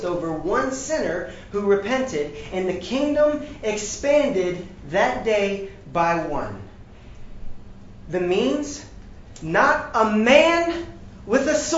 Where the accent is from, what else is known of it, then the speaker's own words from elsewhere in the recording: Newport News, Virginia, United States; I grew up in Newport News, Virginia